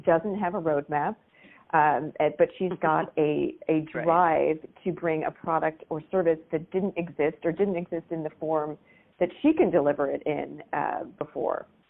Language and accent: English; Maryland, United States; So, I grew up in Maryland, just outside of the uh, Naval Academy